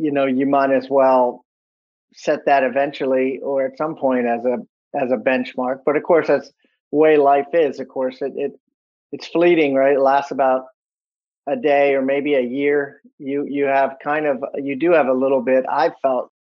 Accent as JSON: {"language": "English", "town": "Washington", "region": "District of Columbia", "country": "United States", "tie": "born or raised there", "said": "I was born in Washington, D.C."}